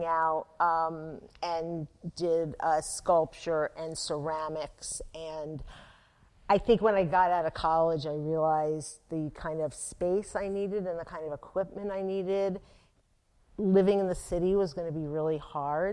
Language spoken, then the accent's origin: English; Atlantic City, New Jersey, United States; I grew up in Atlantic City, and I worked at Louis's Artist Village on the boardwalk